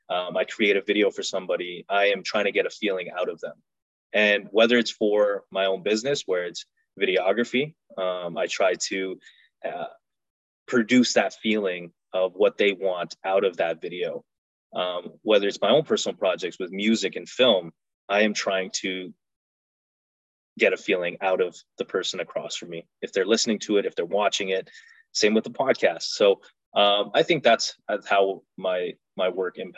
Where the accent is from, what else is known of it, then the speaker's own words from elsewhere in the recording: Canada; You know, I'm Afghan, I'm Canadian.